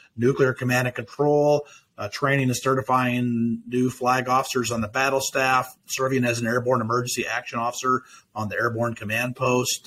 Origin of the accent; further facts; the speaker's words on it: Nebraska, United States; the opportunities that those presented me in my hometown